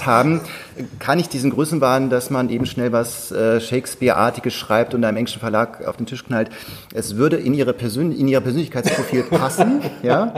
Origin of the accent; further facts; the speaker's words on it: North Sea coast, Germany; now in Berlin, Germany; Ich bin ja an der Nordsee aufgewachsen